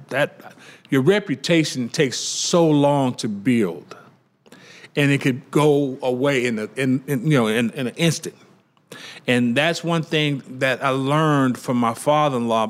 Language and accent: English; Louisiana, United States; I'm from Louisiana.